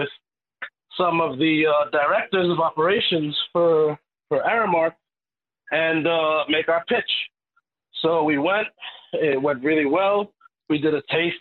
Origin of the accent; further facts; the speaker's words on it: New York City, New York, United States; I was born and raised in Queens